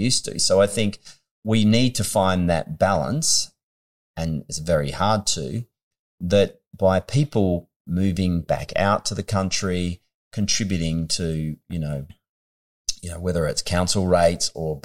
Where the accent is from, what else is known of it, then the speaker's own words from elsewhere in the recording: Western Australia, Australia; moved away; was born in the country.